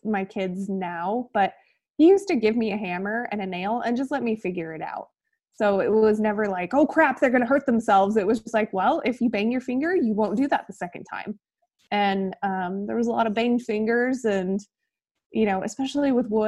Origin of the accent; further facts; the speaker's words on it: Kuna, Idaho, United States; also born or lived in Montana / Boise, Idaho; I grew up here in Idaho. I live in Boise now in the southwest corner. And grew up about 25 minutes south of here in Cuna